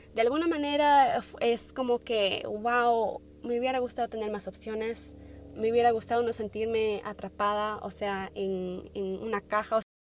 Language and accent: Spanish; Wisconsin, United States; born or raised there; also born or lived in Tumbes, Peru